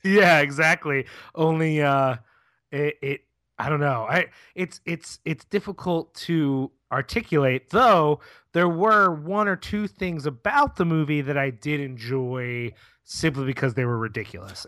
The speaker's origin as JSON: {"language": "English", "town": "Philadelphia", "region": "Pennsylvania", "country": "United States", "said": "as a Philadelphian"}